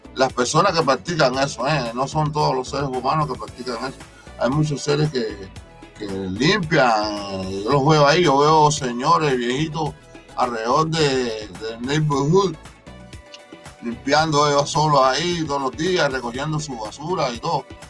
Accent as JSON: {"language": "Spanish", "country": "Cuba", "said": "como decimos cubanos"}